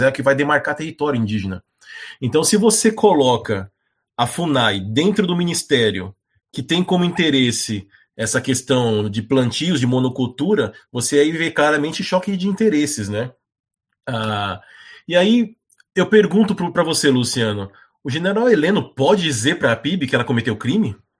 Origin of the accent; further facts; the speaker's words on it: Brazil; eu, como brasileiro